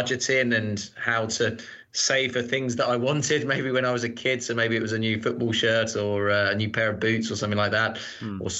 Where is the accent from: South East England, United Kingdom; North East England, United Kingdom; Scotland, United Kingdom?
South East England, United Kingdom; Surrey; I grew up in Surrey, which is just outside of London